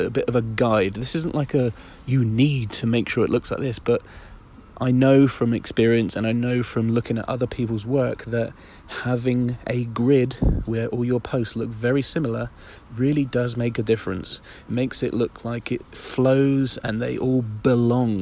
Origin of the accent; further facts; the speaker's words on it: Isle of Wight, South East England, United Kingdom; I'm right on the beachfront on the Isle of Wight, on my hometown